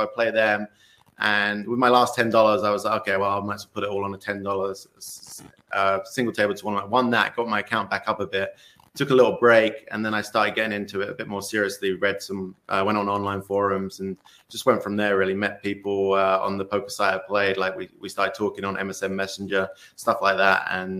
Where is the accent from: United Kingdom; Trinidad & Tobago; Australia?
United Kingdom; England; now in United States; I was at university in England. That's where I'm originally from. Obviously, my accent still a little bit, but it's gone a bit being in the US for a while.